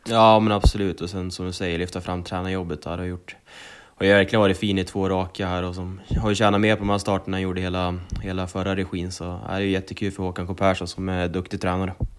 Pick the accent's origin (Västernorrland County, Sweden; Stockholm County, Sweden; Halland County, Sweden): Västernorrland County, Sweden; Sundsvall; Bergsåker som är lite mer min hemtrakt